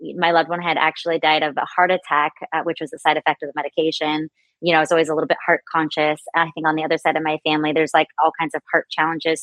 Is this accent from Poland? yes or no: no; San Diego, California, United States; grew up on carne asada burritos and all the things uh, growing up in San Diego